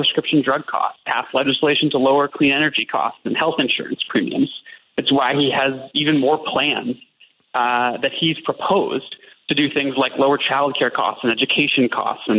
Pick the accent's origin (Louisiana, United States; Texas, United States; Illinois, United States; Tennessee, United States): Illinois, United States; Chicago; as a Chicago native